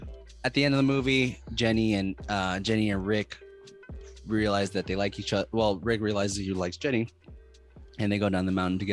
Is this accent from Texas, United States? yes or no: yes; Texas, United States; as a Texan, it does happen when you put on a cowboy hat, your accent just comes out more.